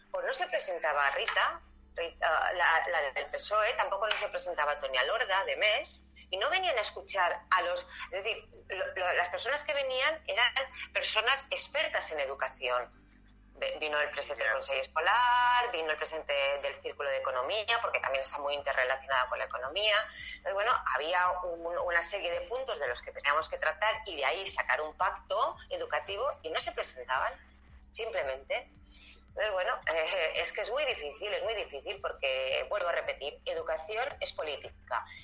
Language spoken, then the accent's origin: Spanish; Spain; somos españoles y como está la picaresca